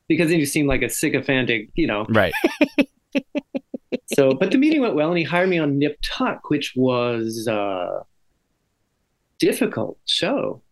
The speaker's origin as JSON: {"language": "English", "town": "Santa Barbara", "region": "California", "country": "United States", "tie": "born or raised there", "said": "I grew up with Dante in Santa Barbara, California"}